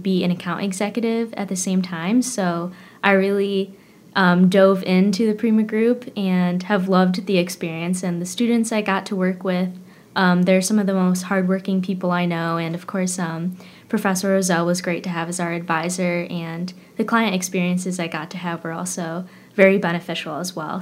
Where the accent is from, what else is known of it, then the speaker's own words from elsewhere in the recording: Fairport, New York, United States; I grew up in Fairport, so not very far away from campus